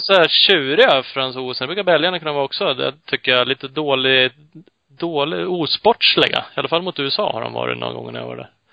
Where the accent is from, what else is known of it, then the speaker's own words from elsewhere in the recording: Uppsala, Uppsala County, Sweden; Vi är ju Uppsalabor i grunden både jag och Ola